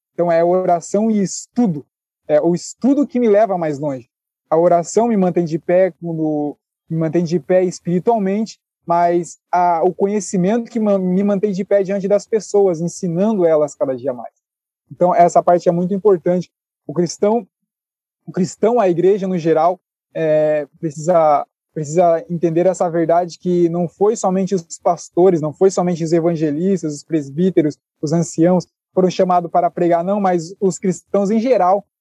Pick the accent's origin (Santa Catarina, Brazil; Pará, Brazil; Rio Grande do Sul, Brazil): Santa Catarina, Brazil; Sou de Santa Catarina